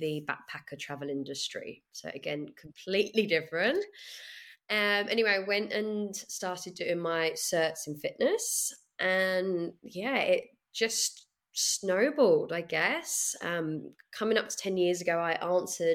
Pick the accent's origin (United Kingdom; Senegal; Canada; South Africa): United Kingdom; moved away as an adult; now in Sydney, Australia; I'm a Brit